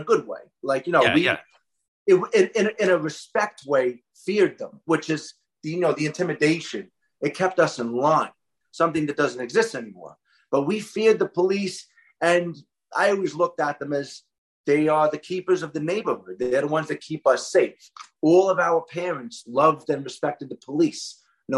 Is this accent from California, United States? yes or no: no; New York City, New York, United States; I grew up my whole life in Brooklyn for 26 years. I grew up in the Windsor Terrace area of Brooklyn